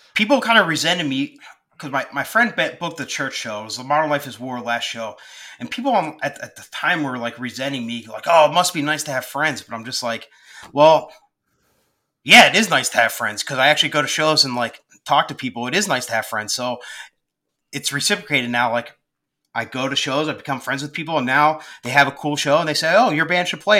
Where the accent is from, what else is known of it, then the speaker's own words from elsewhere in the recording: Collegeville, Phoenixville area, Pennsylvania, United States; I was from the Collegeville, Phoenixville area.